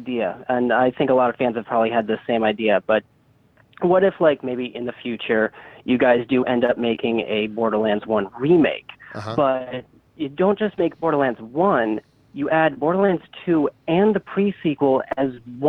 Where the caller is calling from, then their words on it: Milton, Massachusetts, United States; Milton, Massachusetts.